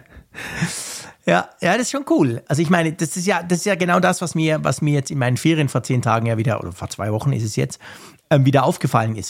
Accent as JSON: {"language": "German", "region": "Bern", "country": "Switzerland", "said": "bei uns in Bern"}